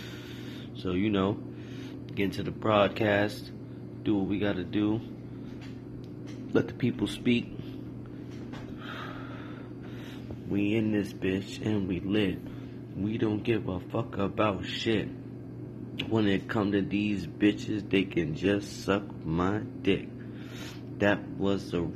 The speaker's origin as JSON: {"language": "English", "town": "New York City", "region": "New York", "country": "United States", "lives_now": "upstate New York, United States", "said": "I'm from New York City, but we live broadcasting from upstate New York"}